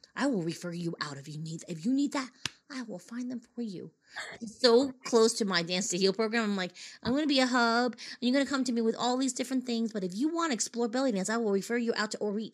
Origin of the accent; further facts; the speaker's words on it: Boston, Massachusetts, United States; my hometown in Boston